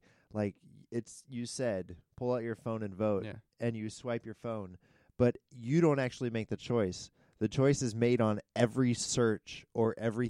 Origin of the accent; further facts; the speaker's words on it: United States; as a American citizen.